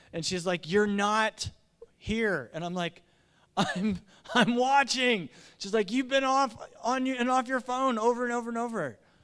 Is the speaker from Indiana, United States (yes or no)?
yes; Indiana, United States; I grew up in Indiana